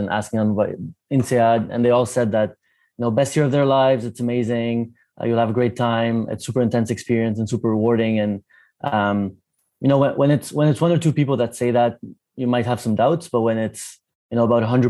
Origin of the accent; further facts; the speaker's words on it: Lebanon; moved away; also born or lived in Canada; I'm Lebanese originally, but a bit like Shruti, I worked about 10 years in Canada